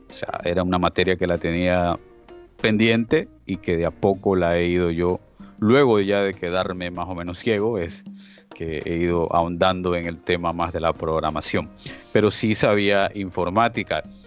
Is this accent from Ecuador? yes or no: yes; Esmeraldas, Ecuador; moved away as an adult; now in Almería, Spain; soy de Ecuador, oriundo de allí, de una provincia llamada Esmeraldas, pero resido en España, en Almería, España, desde hace ya 20 años, desde el 2001